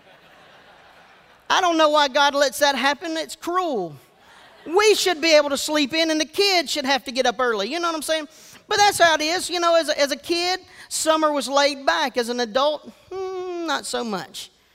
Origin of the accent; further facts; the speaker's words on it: Georgetown, South Carolina, United States; I was raised in Georgetown, South Carolina.